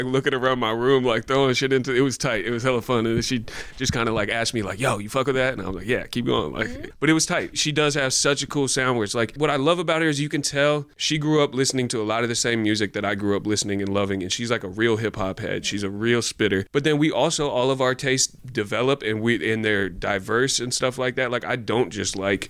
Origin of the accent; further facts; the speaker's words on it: North Bay, California, United States; I didn't grow up in the Bay, but I grew up in the North Bay